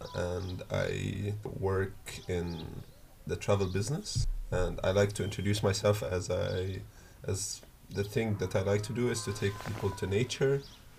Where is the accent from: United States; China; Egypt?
Egypt; also born or lived in Germany; So I was born in Germany, and one thing that is that's been consistent throughout my life is moving from one place to the other. So we were born in Germany, then I'm originally Egyptian, both my parents are Egyptian, so we moved back